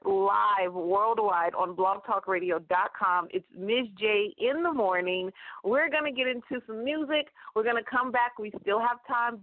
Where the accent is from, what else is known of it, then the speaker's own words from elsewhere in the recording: Stockton, California, United States; Stockton, California, my hometown